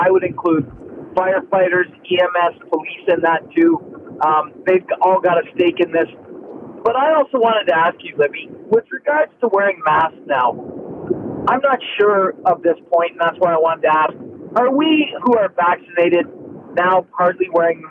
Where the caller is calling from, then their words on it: Ontario, Canada; Yes, I'm on the 115, just coming back from Peterborough in Durham.